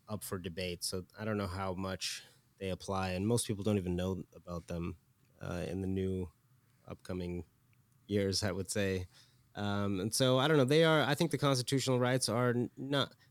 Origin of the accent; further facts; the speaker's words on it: Iran; I grew up in Iran for a bit post revolution era, and this was in the beginning of the revolution when a lot of the freedoms were being taken away